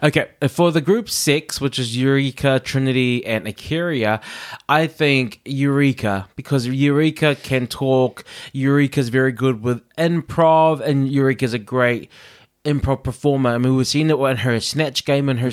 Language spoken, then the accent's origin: English; New Zealand; growing up in New Zealand